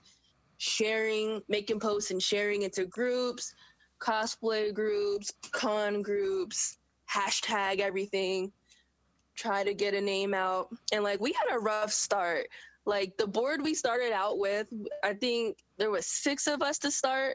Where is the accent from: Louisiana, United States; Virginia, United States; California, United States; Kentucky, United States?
Virginia, United States; Virginia Beach; I'm based in Hampton Roads. I'm from Virginia Beach